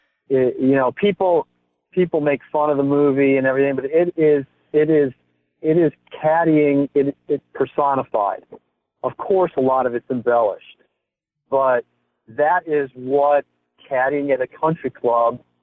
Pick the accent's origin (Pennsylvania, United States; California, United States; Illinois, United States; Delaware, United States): Illinois, United States; outside of Chicago; in the town I grew up outside of Chicago